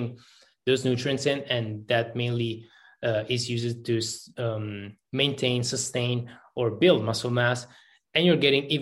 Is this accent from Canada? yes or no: no; Italy; also born or lived in Kosovo; Technically speaking, I am from Italy